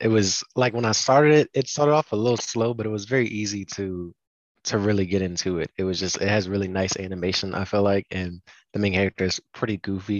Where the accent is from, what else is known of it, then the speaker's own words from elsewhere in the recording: Lynchburg, Virginia, United States; I'm from also from Virginia, but a less known town called Lynchburg.